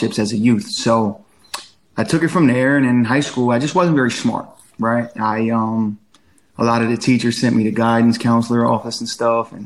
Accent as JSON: {"language": "English", "town": "Claymont", "region": "Delaware", "country": "United States", "tie": "born or raised there", "also_born_or_lived": "Chester, Pennsylvania / Philadelphia, Pennsylvania", "moved": "as an adult", "lives_now": "Atlanta, United States", "said": "I'm originally from the Chester, Pennsylvania area. I lived in Claymont, Delaware, a majority of my childhood."}